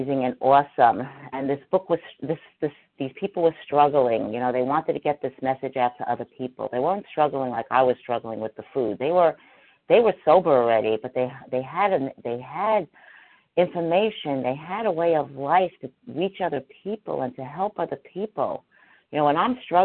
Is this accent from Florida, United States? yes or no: no; New York City, New York, United States; I too grew up in New York City, and I didn't grow up in Manhattan, but I grew up in the Bronx